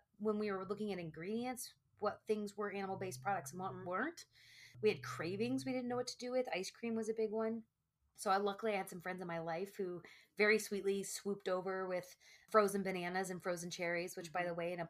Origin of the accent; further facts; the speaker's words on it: the South, Texas, United States; born and raised in the South, talking like Texas